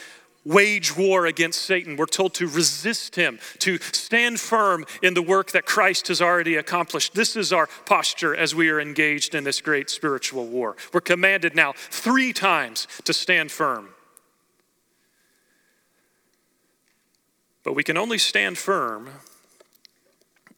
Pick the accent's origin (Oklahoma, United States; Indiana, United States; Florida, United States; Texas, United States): Oklahoma, United States; growing up in Oklahoma, I grew up going to watch the Oklahoma State Cowboys wrestle